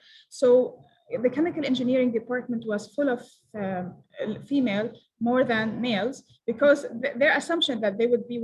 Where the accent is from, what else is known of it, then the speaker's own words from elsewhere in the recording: Palestine; I'm from Palestine.